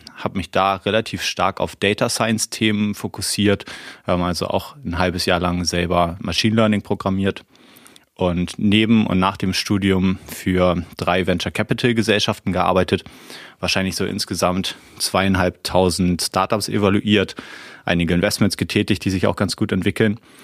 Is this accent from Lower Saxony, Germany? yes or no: no; Hamburg, Germany; moved away; ich bin äh, ja gebürtiger Hamburger